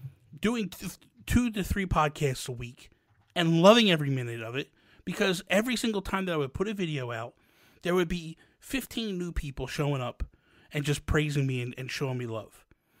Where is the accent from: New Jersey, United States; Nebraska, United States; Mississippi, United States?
New Jersey, United States; I am not from Philly. I am from New Jersey. I'm from Jersey, but I'm from South Jersey. I'm about 20 minutes from Philly.